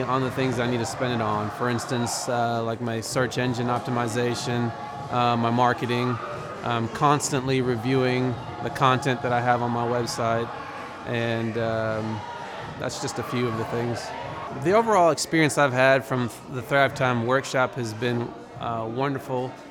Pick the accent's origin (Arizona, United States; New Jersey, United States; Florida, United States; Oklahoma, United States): Oklahoma, United States; Broken Arrow; I'm from Broken Arrow, Oklahoma